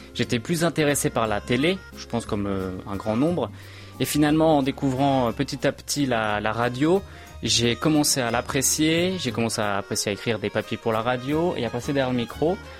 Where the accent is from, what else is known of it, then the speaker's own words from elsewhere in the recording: Brétigny-sur-Orge, Île-de-France, France; moved away as an adult; now in Seoul, South Korea; je vivais tout simplement chez mes parents, en région parisienne, euh, d'où je suis. Euh, dans le département de l'Essonne, plus précisément à Bretigny-sur-Orge